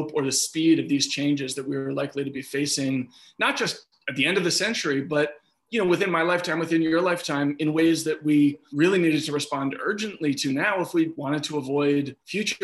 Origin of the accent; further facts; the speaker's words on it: New York City, New York, United States; my brother and I, we grew up in Riverdale.